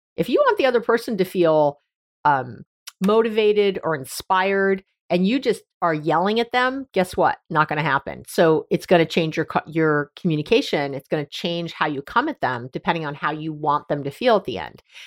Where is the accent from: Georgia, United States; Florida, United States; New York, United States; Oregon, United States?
New York, United States; also born or lived in Northern California; now in San Francisco area, United States; I'm from New York originally and here in Northern California where I live, right outside San Francisco